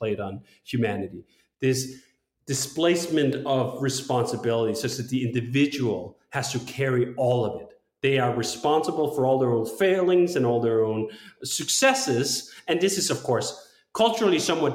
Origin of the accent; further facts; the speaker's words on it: Denmark; I'm from Denmark